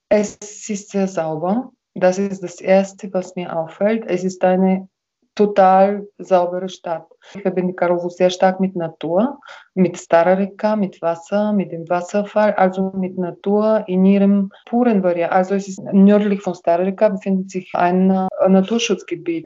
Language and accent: German; Karlovo, Plovdiv Province, Bulgaria; meine Heimatstadt, sondern weil es wirklich einen besonderen Spirit hier gibt